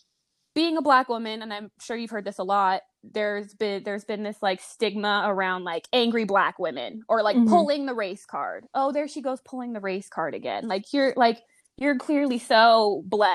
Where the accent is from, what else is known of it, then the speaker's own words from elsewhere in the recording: Las Vegas, Nevada, United States; moved away as an adult; now in Los Angeles, United States; I was born and raised in Las Vegas, Nevada. I'm currently living in Los Angeles.